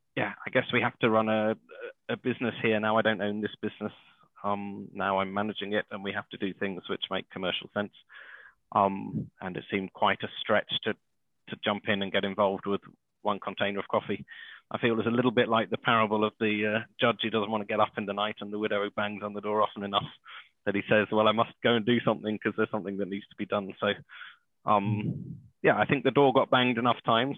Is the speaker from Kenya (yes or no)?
yes; Kenya; I grew up in Kenya and East Africa in a very privileged uh, position